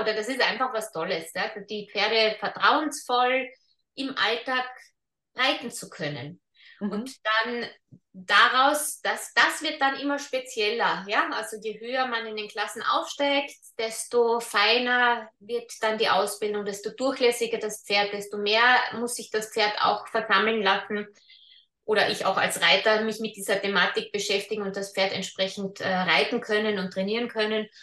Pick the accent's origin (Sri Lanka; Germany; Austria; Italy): Austria; bei uns in Österreich